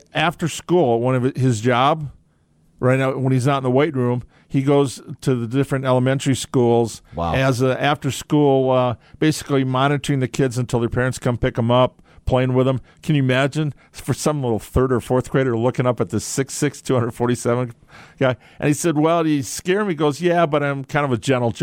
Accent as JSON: {"language": "English", "town": "Madison", "region": "Wisconsin", "country": "United States", "tie": "born or raised there", "said": "I was born in Madison. I grew up a Badger"}